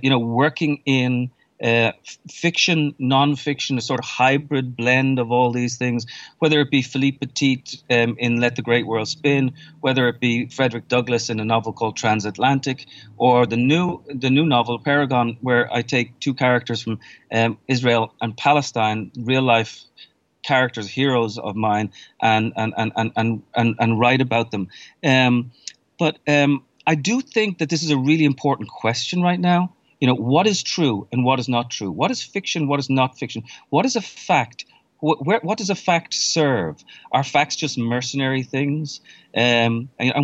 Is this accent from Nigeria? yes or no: no; Ireland; moved away as an adult; now in New York, United States; I was born and raised in Ireland, left in my 20s, and then I've spent the vast majority of the time in New York since then